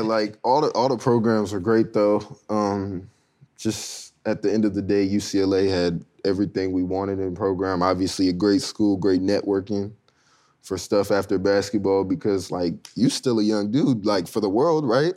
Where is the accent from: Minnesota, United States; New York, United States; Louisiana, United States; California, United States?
California, United States; Southern; me growing up in SoCal